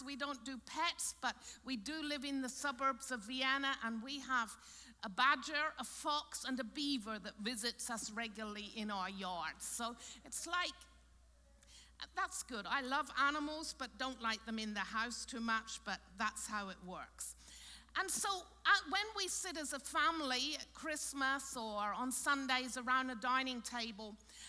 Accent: Cornwall, South West England, United Kingdom; now in Austria; I grew up in Cornwall in England on a big farm.

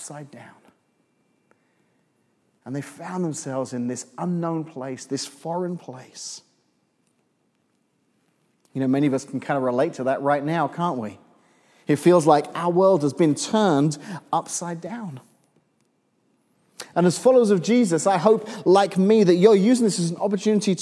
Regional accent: England, United Kingdom; moved away as an adult; now in Illinois, United States; I'm from England originally

